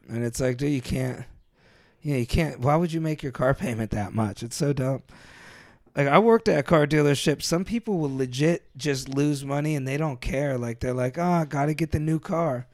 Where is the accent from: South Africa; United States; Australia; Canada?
United States; Youngstown, Ohio; moved away; I never left Ohio.